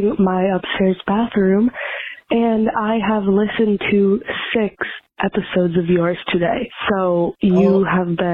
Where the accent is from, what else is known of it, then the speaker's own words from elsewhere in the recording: East Coast, United States; I'm from the East Coast